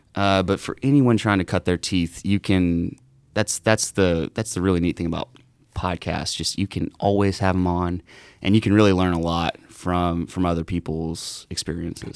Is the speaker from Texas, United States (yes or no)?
yes; Southeast Texas, United States; I grew up in Southeast Texas